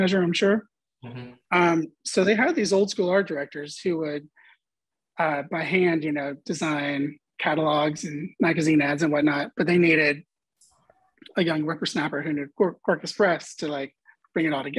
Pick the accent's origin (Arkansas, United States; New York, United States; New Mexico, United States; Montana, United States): Arkansas, United States; Hot Springs; moved away as an adult; also born or lived in Little Rock, Arkansas / Dallas, Texas; I grew up in Hot Springs